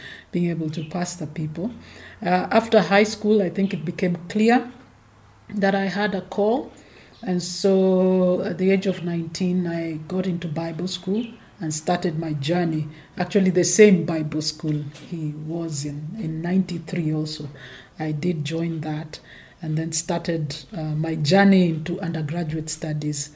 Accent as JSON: {"language": "English", "region": "Nairobi", "country": "Kenya", "tie": "born or raised there", "said": "I was born in Nairobi"}